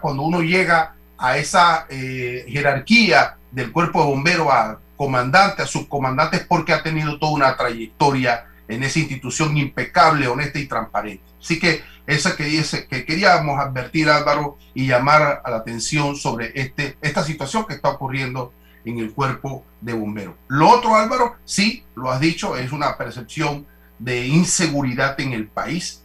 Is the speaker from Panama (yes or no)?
yes; Panama; como panameños